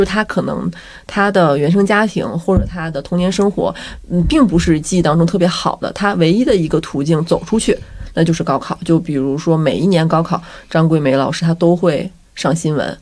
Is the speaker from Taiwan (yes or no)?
no; a county town in Northeast China, China; moved away; 就我们家的地儿比较小，是一个东北县城